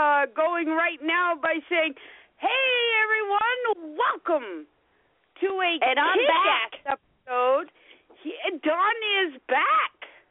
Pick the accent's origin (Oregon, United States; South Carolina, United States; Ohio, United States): South Carolina, United States; also born or lived in Florida; I'm from South Carolina, and I'm from Florida.